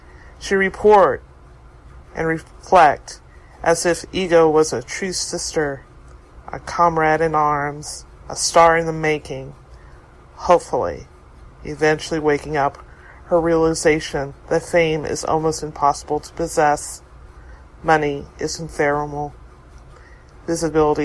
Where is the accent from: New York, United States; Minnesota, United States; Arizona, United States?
New York, United States; New York City; I'm from New York City.